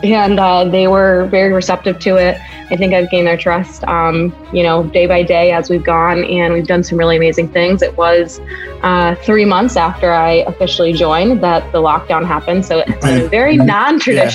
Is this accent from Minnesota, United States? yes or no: no; New Hampshire, United States; also born or lived in San Francisco; now in Chicago, United States; I'm from New Hampshire